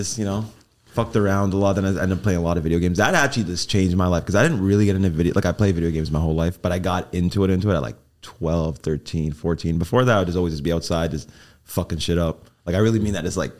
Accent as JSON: {"language": "English", "town": "Mississauga", "region": "Ontario", "country": "Canada", "also_born_or_lived": "Long Island, New York", "moved": "yes", "said": "Toronto, Canada. Well, Mississauga, if you know the area that I'm from."}